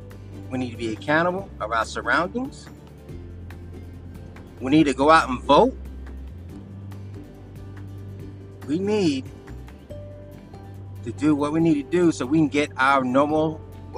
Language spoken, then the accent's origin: English; United States; I'm far from embarrassed from being American